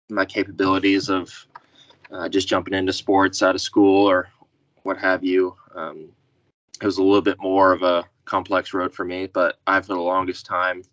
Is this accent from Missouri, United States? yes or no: no; Wichita, Kansas, United States; Grew up, born and raised in Wichita, Kansas